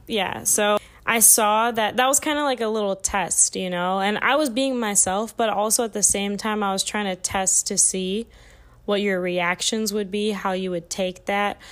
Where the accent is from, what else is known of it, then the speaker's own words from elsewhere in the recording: Illinois, United States; I'm from the Midwest, like, flat lands, like, we don't, we barely even have hills in Illinois.